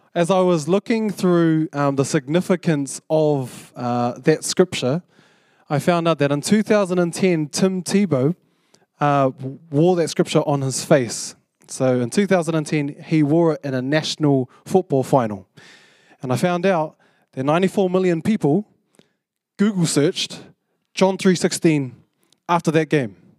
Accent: Porirua, Wellington, New Zealand; moved away as an adult; now in Auckland, New Zealand; I came up from Purirua, 'cause I, I grew up in Purirua.

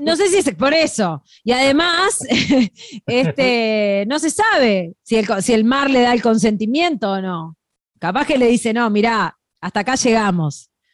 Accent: Uruguay; Nosotros los uruguayos

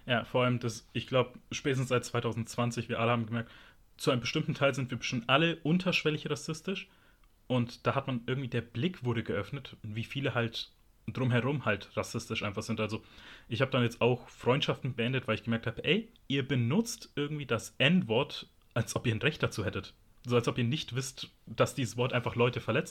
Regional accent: Germany; ich bin in Deutschland geboren, ich fühle mich auch als Deutscher

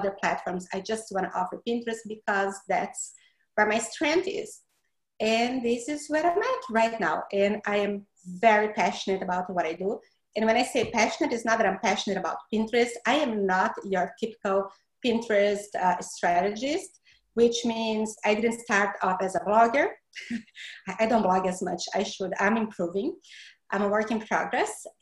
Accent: Brazil; accent: Brazilian; English is a second language; moved away as an adult; now in Florida, United States; The accent is from Brazil. I'm from Brazil.

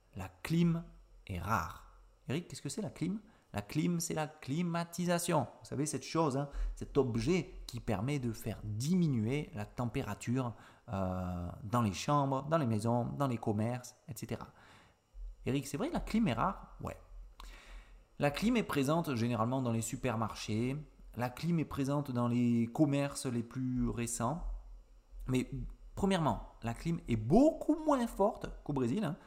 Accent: Avignon, Provence-Alpes-Côte d'Azur, France; je suis originaire d'Avignon, donc du sud-est de la France

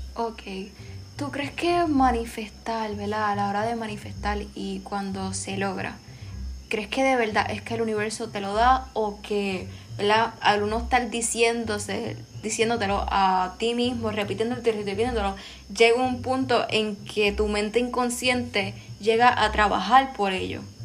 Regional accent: Puerto Rico; las raíces africanas que tenemos todos como puertorriqueños

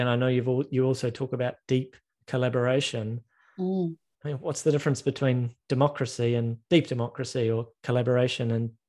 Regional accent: Christchurch, Canterbury, New Zealand; you're talking to somebody born and raised in Christchurch, New Zealand.

